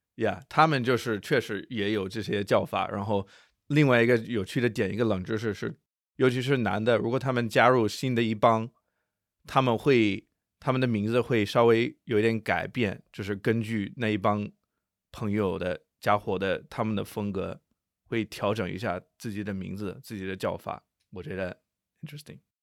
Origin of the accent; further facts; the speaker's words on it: Nanjing, Jiangsu, China; 我是南京人，还有一个鼓楼